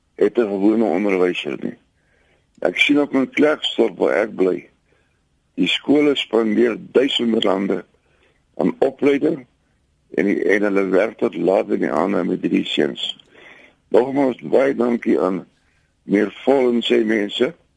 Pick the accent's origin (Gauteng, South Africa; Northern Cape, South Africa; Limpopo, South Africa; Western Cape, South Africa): Limpopo, South Africa; Polokwane; moved away; ek is vroeër van Pietersburg gewees